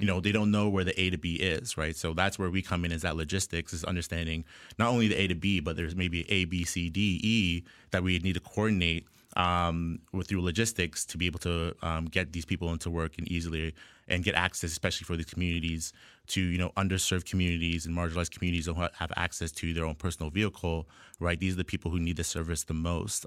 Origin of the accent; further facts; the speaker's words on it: Ajax, Ontario, Canada; I was born and raised in Ajax, Ontario here, uh, just east of Toronto.